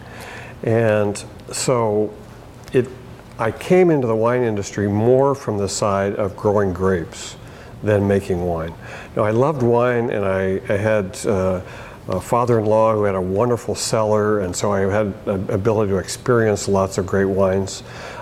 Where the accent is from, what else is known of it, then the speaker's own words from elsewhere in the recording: Bay Area, California, United States; moved away as an adult; also born or lived in Portland, Oregon; now in Oregon, United States; I grew up in the Bay Area in California